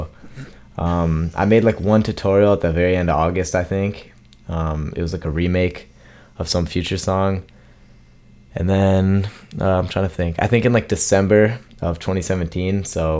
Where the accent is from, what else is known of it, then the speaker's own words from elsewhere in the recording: Michigan, United States; Michigan. Yeah.